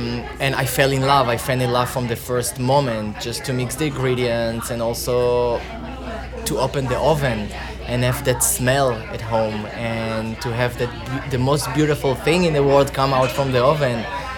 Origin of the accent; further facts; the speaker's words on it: Tel Aviv, Tel Aviv District, Israel; moved away as an adult; now in Berlin, Germany; I was born in 85 in Tel Aviv. I grew up to a very traditional family